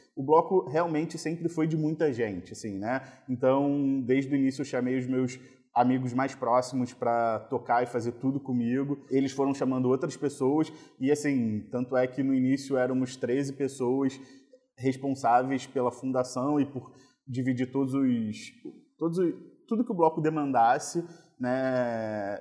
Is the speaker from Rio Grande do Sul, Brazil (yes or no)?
no; Rio de Janeiro, Brazil; eu fui criado em Copacabana